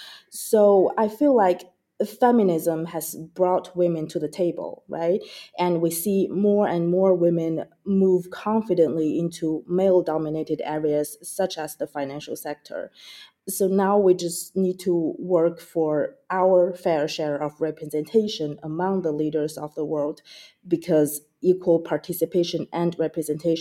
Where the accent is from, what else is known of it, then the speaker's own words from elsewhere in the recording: China; moved away; I grew up in China watching my mother, who was a legislator, advocating for women's rights throughout her career.